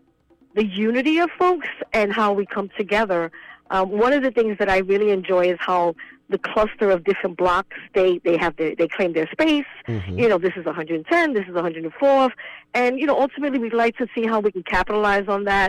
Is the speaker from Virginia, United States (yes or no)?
no; New York City, New York, United States; I was born and raised in East Harlem